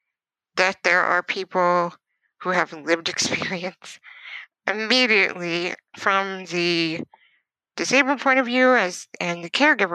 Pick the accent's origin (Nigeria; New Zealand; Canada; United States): Canada; also born or lived in Ontario; I am in Ontario. I'm a Canadian writer, producer